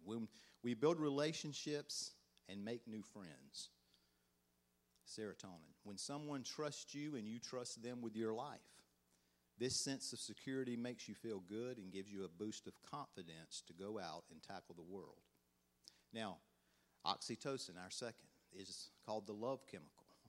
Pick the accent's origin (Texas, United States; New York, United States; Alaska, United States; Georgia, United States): Georgia, United States; accent: country; "Where do you think I'm from?" They always guess Alabama, and I'm like, "Nah, Georgia."